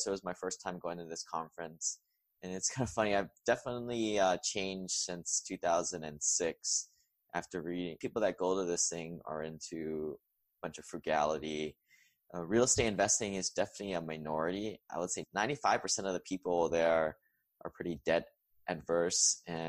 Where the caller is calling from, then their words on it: Huntsville, Alabama, United States; And I am recording from Huntsville, Alabama today.